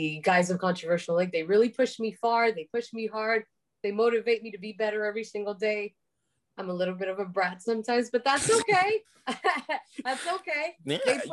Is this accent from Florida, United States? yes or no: yes; Miami, Florida, United States; I was loudly and super, super proudly born and raised in Miami